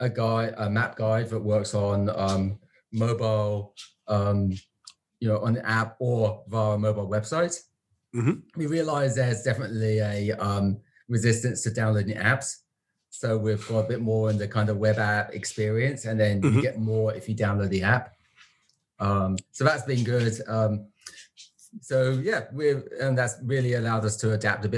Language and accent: English; London, United Kingdom; moved away as an adult; also born or lived in United States; now in Vancouver, Canada; So originally from London, from the UK, not the Canadian London